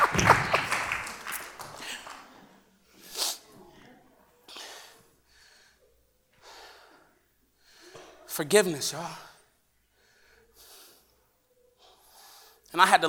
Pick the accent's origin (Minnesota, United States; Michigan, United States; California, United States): California, United States; Los Angeles; I grew up in South Central Los Angeles